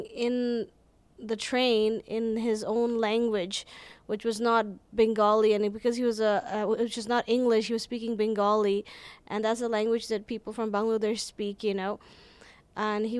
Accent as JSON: {"language": "English", "town": "Calgary", "region": "Alberta", "country": "Canada", "said": "I'm from Calgary."}